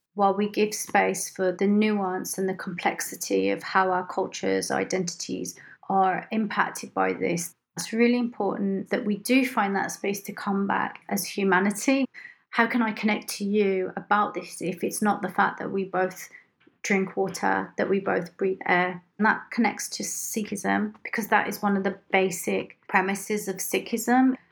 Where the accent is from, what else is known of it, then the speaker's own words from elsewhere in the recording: Punjab, India; I come from the Punjab in India